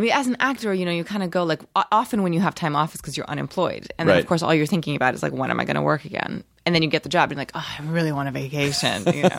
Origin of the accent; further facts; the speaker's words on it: Rio de Janeiro, Brazil; Well, I'm from Rio, and I highly recommend Rio.